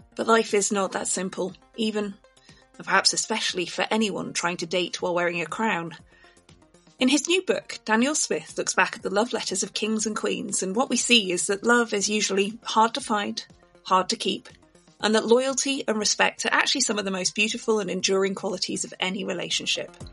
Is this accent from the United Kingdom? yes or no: yes; Yorkshire and the Humber, United Kingdom; I grew up in Yorkshire